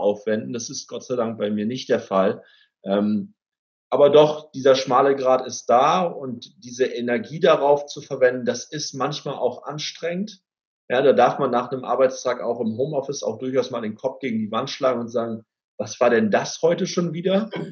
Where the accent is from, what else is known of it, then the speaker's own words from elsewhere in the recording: Cloppenburg, Lower Saxony, Germany; aus meiner Heimatstadt, aus Kloppenburg